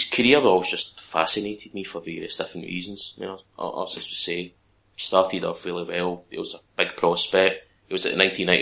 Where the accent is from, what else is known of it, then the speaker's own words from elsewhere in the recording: Scotland, United Kingdom; As a Scotsman